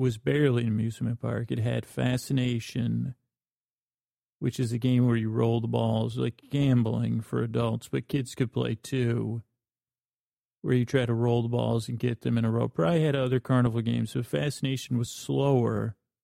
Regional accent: Syracuse, New York, United States; I grew up in Syracuse, New York.

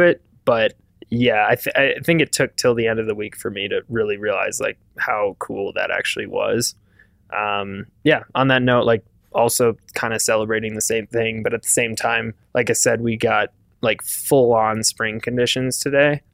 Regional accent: Wisconsin, United States; growing up in Wisconsin

